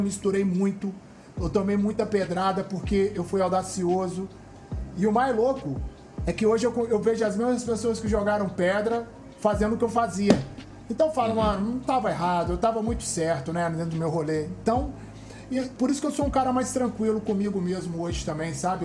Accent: Belo Horizonte, Minas Gerais, Brazil; moved away as an adult; now in Rio de Janeiro, Brazil; eu sou do Alto Veracruz

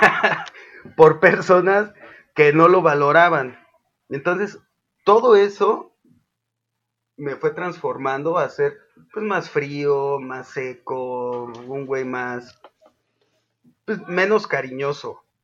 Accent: Zapopan, Jalisco, Mexico; soy el, extranjero de Zapopan

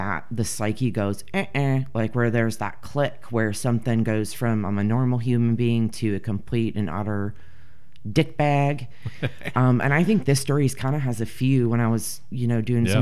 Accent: United States; I'm American

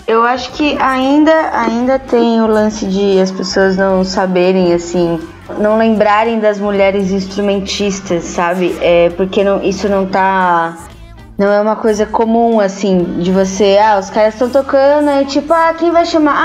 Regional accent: Santo André, São Paulo, Brazil; A gente é de Santo André

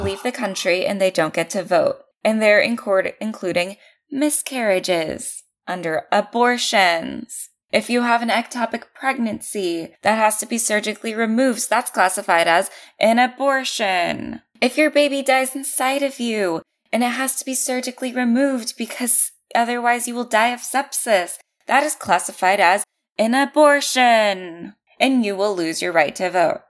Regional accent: California, United States; I'm from California

